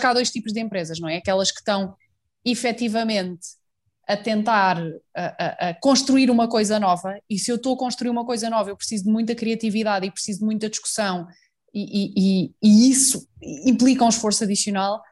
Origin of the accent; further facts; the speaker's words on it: a small village near Fátima, Centro, Portugal; numa aldeia pequenina perto de Fátima, que é o sítio onde eu cresci